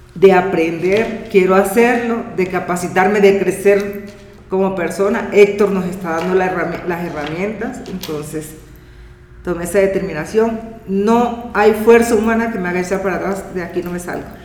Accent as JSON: {"language": "Spanish", "region": "La Guajira", "country": "Colombia", "said": "soy de La Guajira, Colombia"}